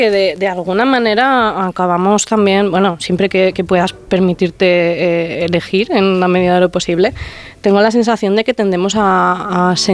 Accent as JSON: {"language": "Spanish", "town": "Terrinches", "region": "Castilla-La Mancha", "country": "Spain", "tie": "born or raised there", "moved": "as an adult", "lives_now": "Aragon, Spain", "said": "en mi pueblo, en la loma en la que me he criado, en la que está la huerta"}